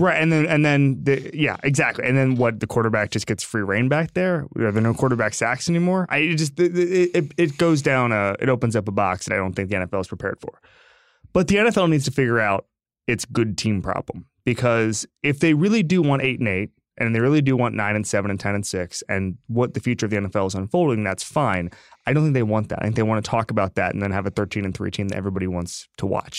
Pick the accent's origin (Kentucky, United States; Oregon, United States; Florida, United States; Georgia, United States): Florida, United States; moved away; I'm from Florida